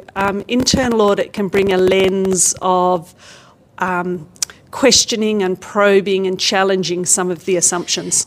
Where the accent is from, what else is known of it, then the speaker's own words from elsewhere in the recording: Australia; I come from Australia